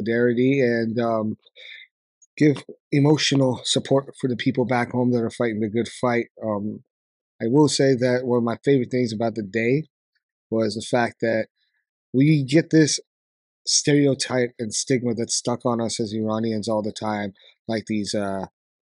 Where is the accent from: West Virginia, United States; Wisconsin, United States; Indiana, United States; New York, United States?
New York, United States; I was born in Brooklyn, New York.